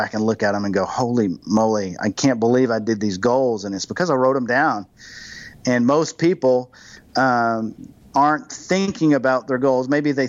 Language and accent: English; Germany; For me, I grew up in Germany, and once a year I'd see my family and I'd get on the flight, and the flight was 10 hours.